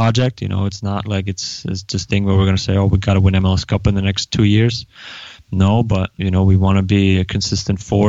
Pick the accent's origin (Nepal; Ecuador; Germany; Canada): Germany; Neustadt an der Aisch, Bavaria; moved away; I grew up in Neustadt an der Aisch, which is about 30 to 45 minutes outside of Nuremberg, in Franconia, you know, Bavaria, northern Bavaria.